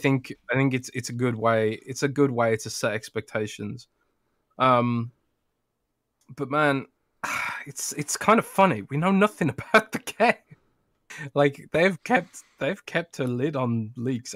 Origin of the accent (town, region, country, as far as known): London, United Kingdom; born or raised there